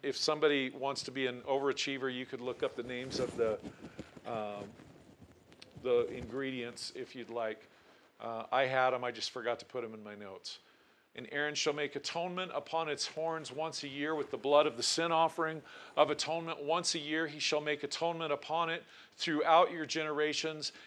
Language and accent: English; Portland, Oregon, United States; also born or lived in Tillamook, Oregon; now in Cody, United States; I was born in Portland, Oregon, but we lived on the coast at the time in Tillamook, Oregon.